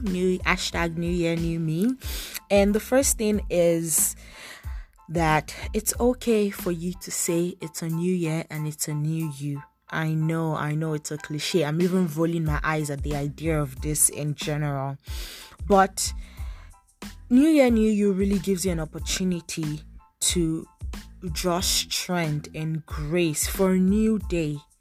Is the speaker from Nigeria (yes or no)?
yes; Nigeria; now in Toronto, Canada; I'm a Nigerian faith and lifestyle blogger based in Toronto, Canada